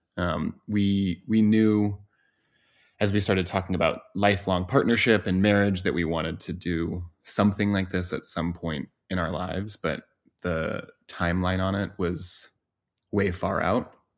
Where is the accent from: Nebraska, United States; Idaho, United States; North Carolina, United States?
Idaho, United States; Boise; moved away as an adult; I grew up in Boise, Idaho